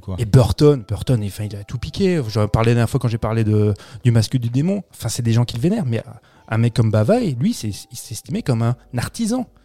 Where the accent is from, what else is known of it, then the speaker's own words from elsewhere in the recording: France; chez nous en France